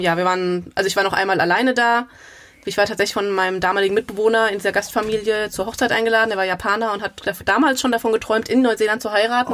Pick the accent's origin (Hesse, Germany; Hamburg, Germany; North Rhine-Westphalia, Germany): Hesse, Germany; Gelnhausen; moved away as an adult; also born or lived in Frankfurt; now in Mainz, Germany; Ursprünglich komme ich eher aus Osthessen. Also ich komme aus Gelnhausen